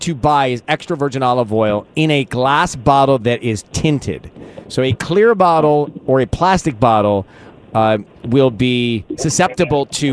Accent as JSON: {"language": "English", "town": "Dunwoody", "region": "Georgia", "country": "United States", "tie": "born or raised there", "moved": "yes", "lives_now": "California, United States", "said": "I grew up in Dunwoody Village, this little place outside of Atlanta"}